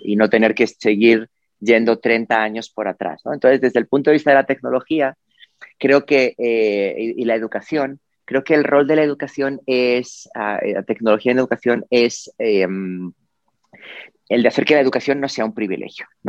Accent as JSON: {"language": "Spanish", "country": "Spain", "tie": "born or raised there", "said": "en la ciudad en la que yo vivía, en la que viví, nací en España"}